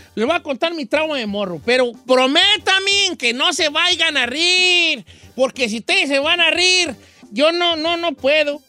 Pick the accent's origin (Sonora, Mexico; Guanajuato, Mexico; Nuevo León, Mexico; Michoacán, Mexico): Michoacán, Mexico; moved away; yo soy de Michoacán